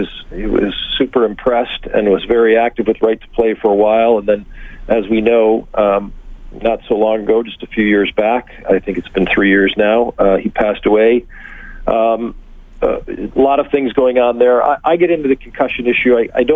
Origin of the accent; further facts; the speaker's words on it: Michigan, United States; moved away; I'm originally from Michigan. Grew up on the Canadian border. I'm now dual. I grew up, you know, watching Hockey Night in Canada since I was five.